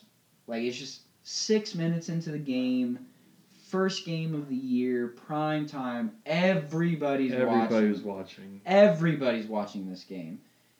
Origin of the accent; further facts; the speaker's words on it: Indianapolis, Indiana, United States; I went back to my hometown team, you know, the Pacers. So I'm a Pacer fan, and I'll admit it.